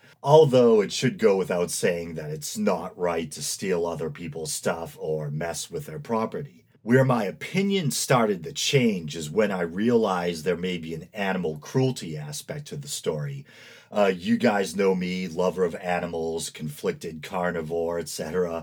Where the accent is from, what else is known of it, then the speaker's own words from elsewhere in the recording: Massachusetts, United States; right here in my home state of Massachusetts